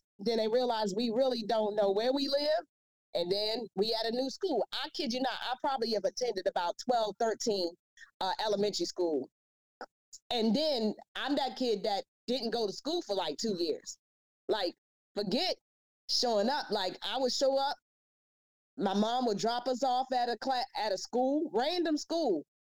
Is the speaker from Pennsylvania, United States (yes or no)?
no; Washington, District of Columbia, United States; You do know I'm from Southeast DC, right?